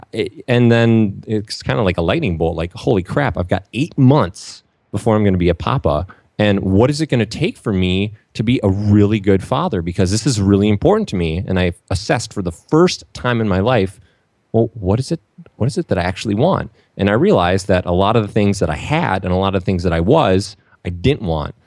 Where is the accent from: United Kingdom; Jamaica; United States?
United States; Saint Paul, Minnesota; I grew up in Saint Paul, Minnesota